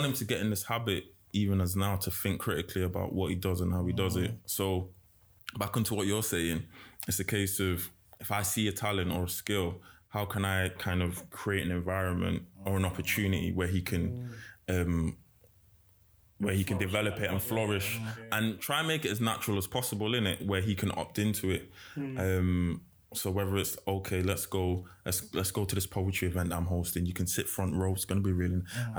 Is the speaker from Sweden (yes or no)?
no; London, United Kingdom; born there; So I was born in London